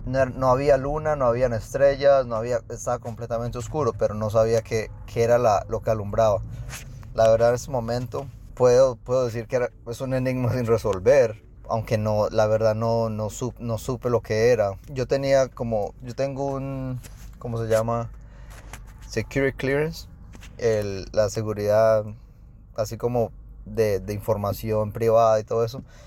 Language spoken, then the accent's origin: Spanish; Colombia; now in Houston, United States; yo soy de Houston, soy colombiano